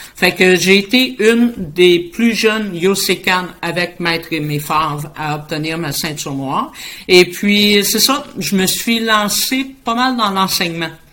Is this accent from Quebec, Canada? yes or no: yes; Boisbriand, Quebec, Canada; je suis de la rive nord de Montréal. Je suis située à Boisbriand